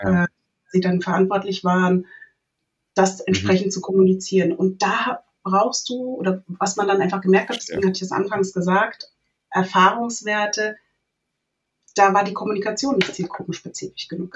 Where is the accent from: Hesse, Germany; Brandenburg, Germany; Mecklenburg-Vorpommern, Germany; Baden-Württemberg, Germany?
Hesse, Germany; southern; ich bin groß geworden in einem äh, kleinen Dorf im Südhessischen